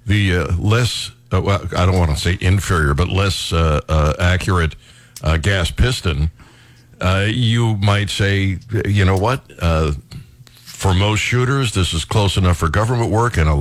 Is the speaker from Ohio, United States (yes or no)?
yes; Ohio, United States; When I was growing up in Ohio